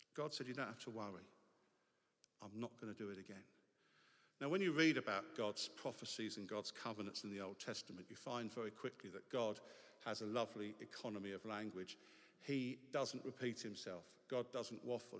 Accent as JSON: {"language": "English", "region": "England", "country": "United Kingdom", "said": "it is to be English because as English people, we get to take exotic languages"}